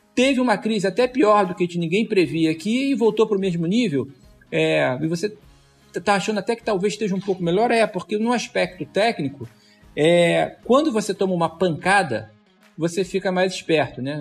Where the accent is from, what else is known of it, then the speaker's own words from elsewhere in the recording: Rio de Janeiro, Brazil; Eu sou carioca